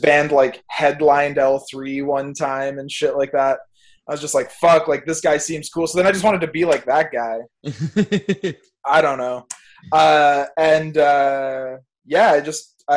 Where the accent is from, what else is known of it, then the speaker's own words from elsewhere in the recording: Fort Erie, Ontario, Canada; also born or lived in Niagara-on-the-Lake; I grew up in Fort Erie, like, that's where my parents are at, or, like, Crystal Beach or Ridgeway